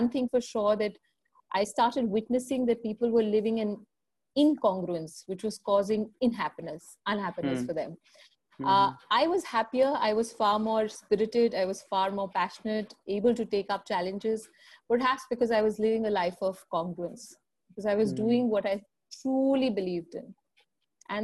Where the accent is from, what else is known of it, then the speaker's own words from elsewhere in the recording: Lucknow, Uttar Pradesh, India; now in Delhi, India; So 17 years back, when I came from Lucknow to Delhi, I realized that it's not an easy world out there.